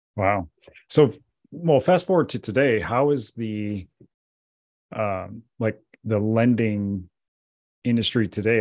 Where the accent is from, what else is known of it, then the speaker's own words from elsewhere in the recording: South Dakota, United States; I grew up in South Dakota